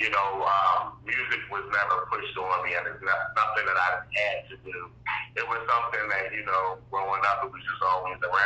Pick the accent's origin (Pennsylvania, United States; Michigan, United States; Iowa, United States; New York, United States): Pennsylvania, United States; Philadelphia; from Philadelphia, born and raised.